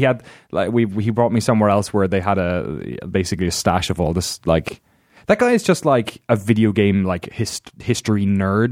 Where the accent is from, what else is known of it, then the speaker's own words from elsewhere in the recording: Ireland; moved away; growing up in Ireland